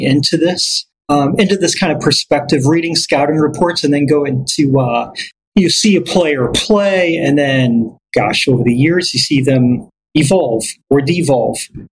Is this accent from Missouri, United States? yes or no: yes; St. Louis, Missouri, United States; Growing up in St. Louis, going to those Cardinal games